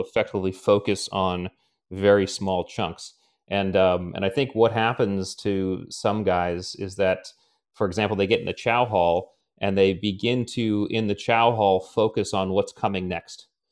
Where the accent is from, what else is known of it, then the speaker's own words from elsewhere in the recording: Connecticut, United States; I grew up in Connecticut